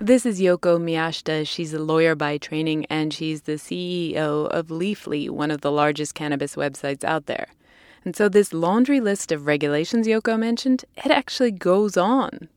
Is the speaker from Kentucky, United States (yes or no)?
no; California, United States; my home state of California